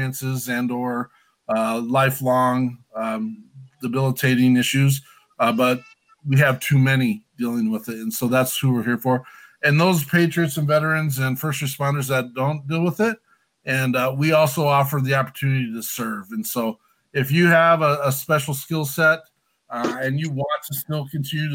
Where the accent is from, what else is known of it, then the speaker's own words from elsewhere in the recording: Wyoming, United States; I'm a gringo from Wyoming